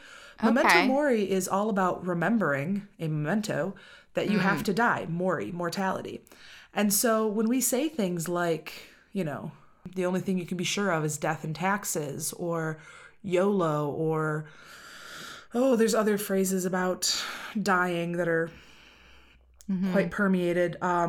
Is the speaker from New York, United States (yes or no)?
no; Tennessee, United States; I grew up in West Tennessee, which is my favorite state.